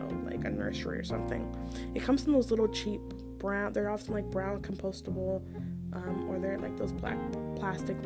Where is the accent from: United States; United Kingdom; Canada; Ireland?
United States; Maryland; I'm from Maryland